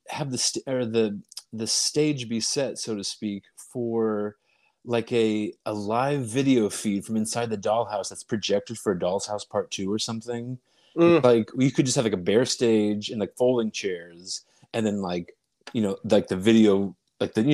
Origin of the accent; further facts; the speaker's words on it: Dayton, Ohio, United States; moved away; also born or lived in New York; I'm from Ohio, Dayton, Ohio